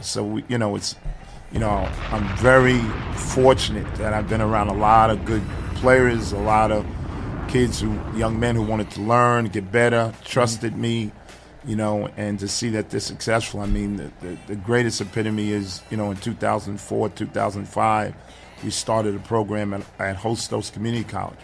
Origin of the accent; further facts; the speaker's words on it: New York City, New York, United States; also born or lived in Brooklyn; born in Brooklyn, raised in Queens. Uh-huh. Um, Queens native all my life